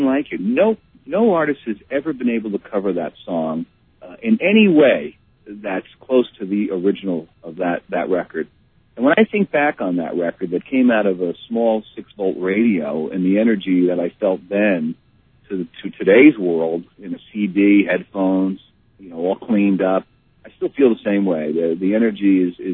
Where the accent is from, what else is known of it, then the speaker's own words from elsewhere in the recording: New York City, New York, United States; growing up in New York